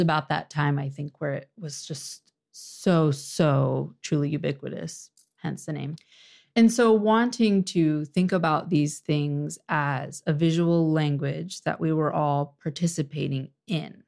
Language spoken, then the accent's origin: English; Orange County, Virginia, United States; moved away as an adult; now in Washington, D.C., United States; I'm originally from Orange County, Virginia.